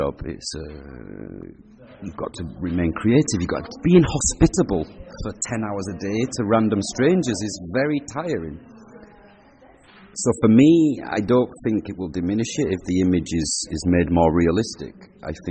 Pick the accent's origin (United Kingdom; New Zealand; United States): United Kingdom; Huddersfield, Yorkshire and the Humber; I grew up in Huddersfield. I lived in a pub